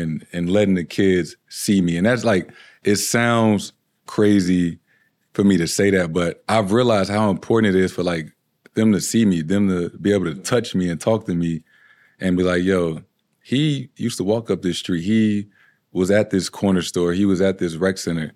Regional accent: St. Louis, Missouri, United States; moved away as an adult; now in Boston, United States; Growing up in Saint Louis

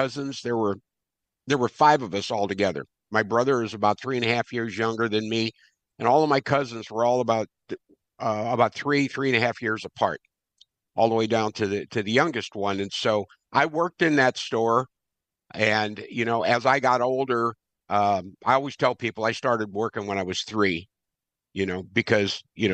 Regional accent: St. Louis, Missouri, United States; now in Glen Carbon, United States; Born and raised in St. Louis

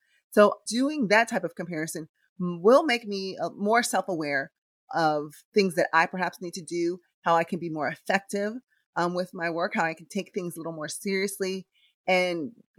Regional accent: Philippines; English is a second language; now in Los Angeles, United States; Diego and I later moved to LA. But, you know, I have the ability to compare, you know, where and how I grew up in the Philippines compared to how things are here in the United States.

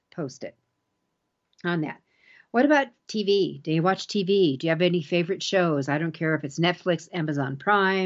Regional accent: Colorado, United States; my home state's Colorado.

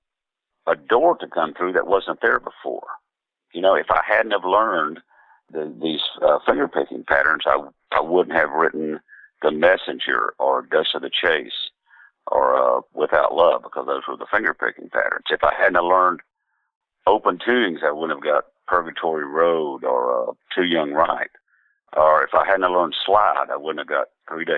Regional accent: Southeast Oklahoma, United States; growing up in Southeast Oklahoma with my grandparents and everybody

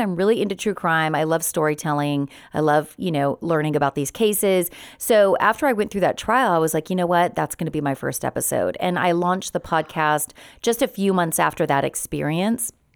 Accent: Redlands, California, United States; also born or lived in San Bernardino / Los Angeles area; I was born in San Bernardino, but raised in Redlands

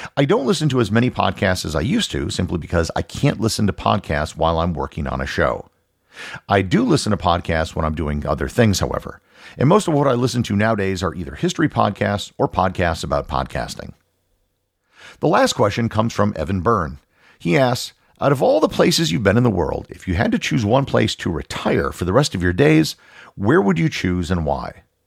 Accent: United States; I am an American

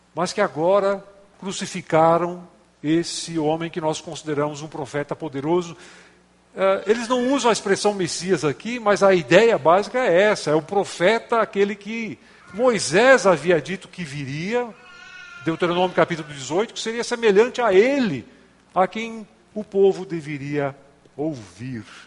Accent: Gaúcho, Rio Grande do Sul, Brazil; now in São Paulo, Brazil; moro em São Paulo, mas não sou corintiano, sou gaúcho

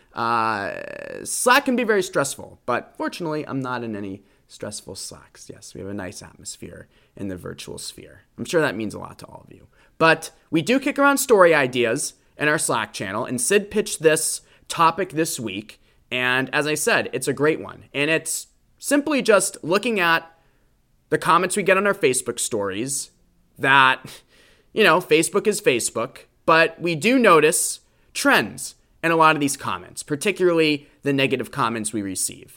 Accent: Boston, Massachusetts, United States; The Boston Marathon in my hometown

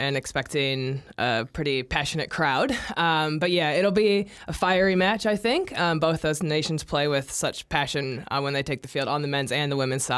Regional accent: United States; now in New Zealand; as an American

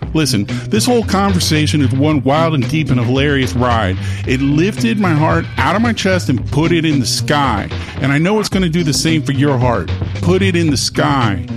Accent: the South, United States; I'm from the South

